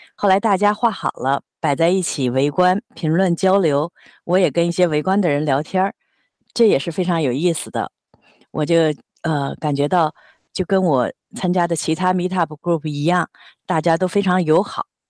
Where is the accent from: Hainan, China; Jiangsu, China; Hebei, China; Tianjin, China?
Jiangsu, China; moved away as an adult; also born or lived in US Midwest; now in Seattle, United States; 我是江苏人，我是九十年代初来到美国，先在中西部的一个大学里读了五年研究所